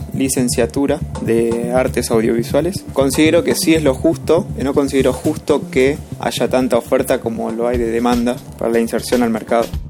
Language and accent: Spanish; Lanús, Buenos Aires Province, Argentina; soy del partido de Lanús, eh, Buenos Aires, Argentina